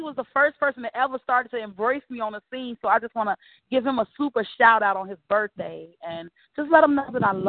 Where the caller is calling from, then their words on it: Chicago, Illinois, United States; Well, I'm actually calling from Chicago, Illinois. … I am a poet.